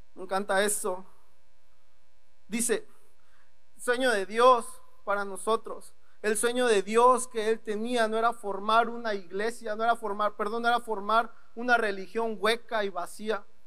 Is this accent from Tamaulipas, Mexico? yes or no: yes; Ciudad Victoria, Tamaulipas, Mexico; moved away as an adult; now in Ensenada, Mexico; soy de Ciudad Victoria, Tamaulipas, llevo más o menos como un año, un mes, aquí en Ensenada